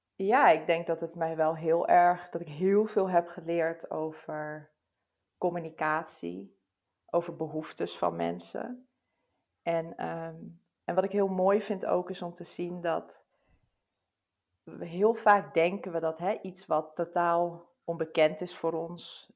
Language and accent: Dutch; Netherlands; ons als Nederlanders